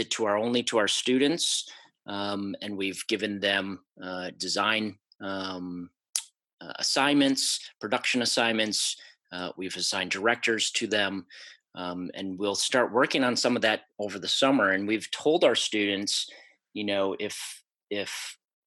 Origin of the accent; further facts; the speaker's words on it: Wisconsin, United States; growing up in Wisconsin